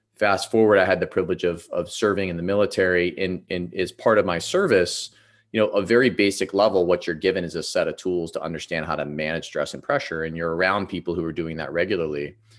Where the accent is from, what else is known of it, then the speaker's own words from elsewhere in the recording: Ohio, United States; I grew up in Ohio